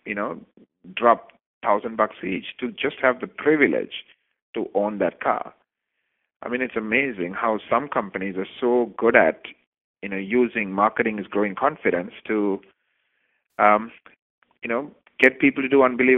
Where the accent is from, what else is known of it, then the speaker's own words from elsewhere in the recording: Canada; I'm Canadian